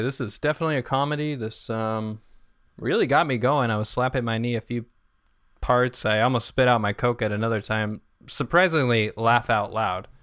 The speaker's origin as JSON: {"language": "English", "town": "New York City", "region": "New York", "country": "United States", "said": "I'm from Brooklyn"}